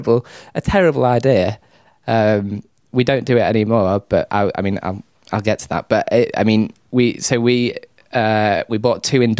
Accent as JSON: {"language": "English", "region": "North West England", "country": "United Kingdom", "lives_now": "South England", "said": "I am from a suburb of Manchester."}